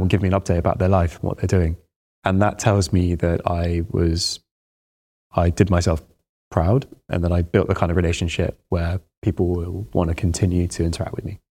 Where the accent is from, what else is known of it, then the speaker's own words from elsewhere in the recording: Baghdad, Baghdad Governorate, Iraq; moved away; I was born in Baghdad.